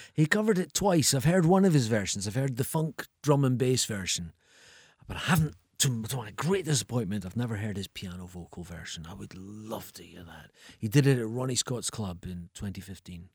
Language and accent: English; Edinburgh, Scotland, United Kingdom; moved away; also born or lived in Ayr; I'm from Edinburgh, but, but I spent my teenage years in Ayr.